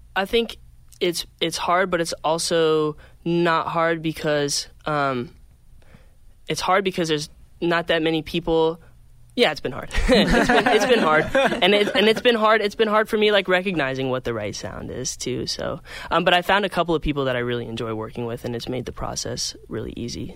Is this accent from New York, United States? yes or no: no; Phoenix, Arizona, United States; moved away; I'm from Phoenix, Arizona